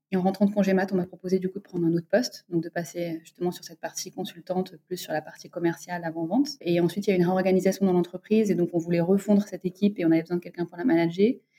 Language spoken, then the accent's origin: French; Bordeaux, Nouvelle-Aquitaine, France; moved away as an adult; also born or lived in Lyon / Paris; now in Dakar, Senegal; je viens de Bordeaux. J'ai grandi à Bordeaux.